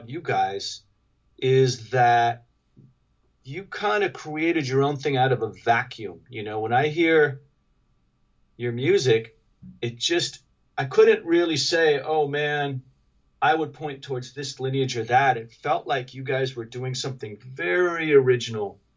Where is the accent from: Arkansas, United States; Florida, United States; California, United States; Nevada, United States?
Nevada, United States; Reno; I'm from Reno, Nevada, and we were pretty cut off from culture